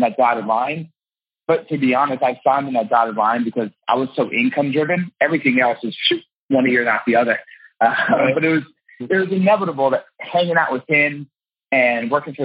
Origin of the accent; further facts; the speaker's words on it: New Jersey, United States; I'm from Jersey and I'm Italian.